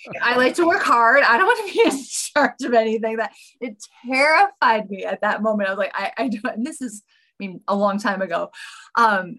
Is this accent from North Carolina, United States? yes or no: no; North Dakota, United States; moved away as an adult; also born or lived in Sacramento, California; I was born and raised in North Dakota